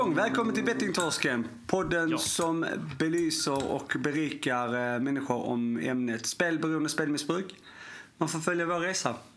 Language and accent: Swedish; Sweden; jag är ju svensk